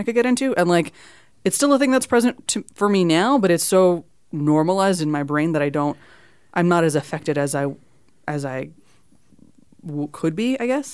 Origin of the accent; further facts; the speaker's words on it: Miami, Florida, United States; I grew up in Miami